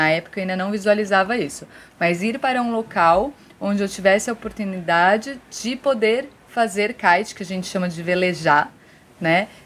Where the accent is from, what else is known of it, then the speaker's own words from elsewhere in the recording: São Paulo, Brazil; moved away as an adult; also born or lived in Fortaleza, Ceará; now in Ceará, Brazil; e já há muito tempo, na verdade, que não moro em São Paulo, desde 2009 que eu não moro em São Paulo direto, assim, lógico que vou, mas para morar mesmo, em 2009 eu tomei a decisão de não morar mais lá. Em 2012, eu me mudei para o Ceará, ainda em Fortaleza.